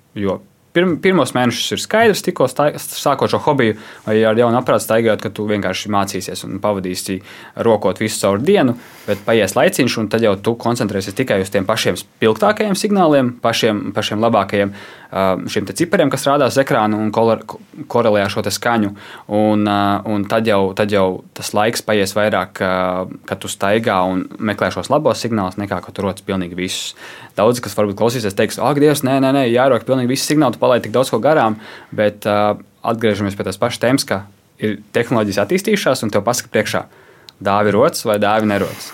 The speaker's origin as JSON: {"language": "Latvian", "country": "Latvia"}